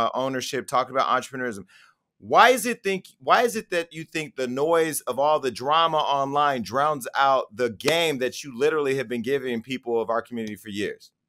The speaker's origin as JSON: {"language": "English", "town": "Stockton", "region": "California", "country": "United States", "tie": "born or raised there", "said": "I grew up in Stockton, California"}